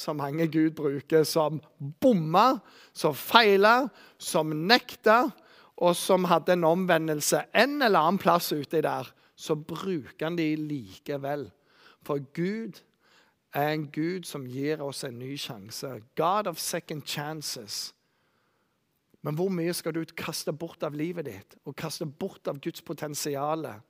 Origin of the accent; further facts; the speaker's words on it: Bryne, Rogaland, Norway; Jeg vokste opp på Bryne